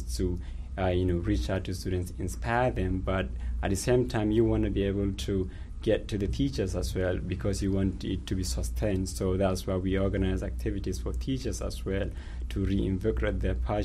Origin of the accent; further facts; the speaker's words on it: Nigeria; moved away as an adult; also born or lived in United Kingdom; I was born and raised in Nigeria, and I went through the schooling system. And in 2011, I moved to the UK